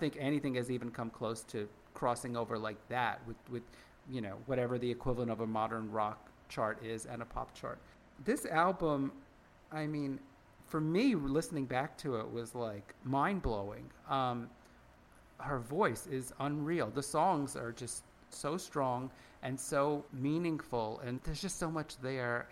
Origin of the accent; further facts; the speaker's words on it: United States; we're all American